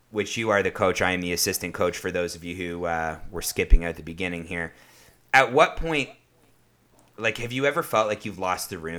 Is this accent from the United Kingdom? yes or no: no; Canada; I think both of us as Canadian hockey fans are, you know, we, we like Mike Babcock.